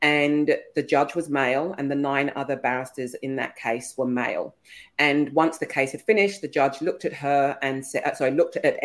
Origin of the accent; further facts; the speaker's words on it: England, United Kingdom; I'm English.